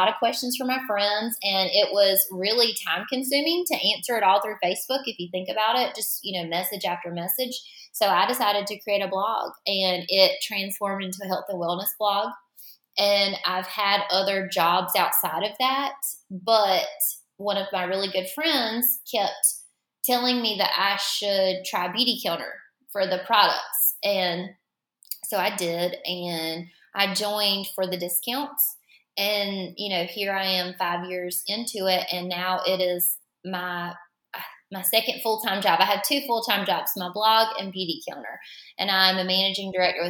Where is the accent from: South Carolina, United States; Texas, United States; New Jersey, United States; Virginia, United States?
South Carolina, United States; Florence; I am from Florence, South Carolina